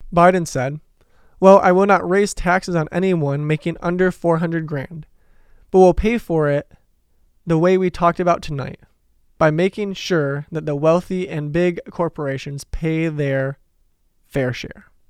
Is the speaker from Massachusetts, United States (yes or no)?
no; Detroit, Michigan, United States; I'm from Detroit, possibly the union capital of the United States